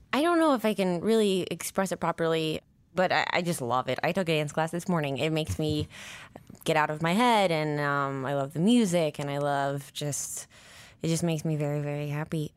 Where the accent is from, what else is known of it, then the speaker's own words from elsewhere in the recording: Nine Mile, near Missoula, Montana, United States; I was born in Montana, in Missoula. Well, I grew up, like, an hour outside of Missoula, a place called Nine Mile at first